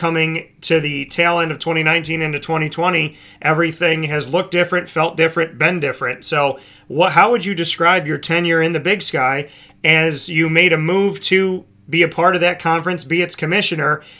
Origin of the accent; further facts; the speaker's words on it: Syracuse, New York, United States; I hail from Syracuse, New York